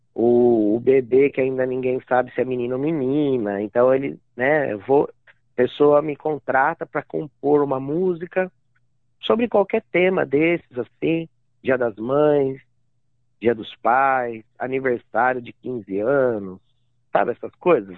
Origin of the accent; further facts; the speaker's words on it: Amparo, São Paulo, Brazil; moved away as an adult; also born or lived in Itapira / Praia Grande; now in Mount Maunganui, New Zealand; daí eu fui pra, pra ali pro interior, ali do lado mesmo, uma cidade chamada Amparo, vivi dezesseis anos em Amparo.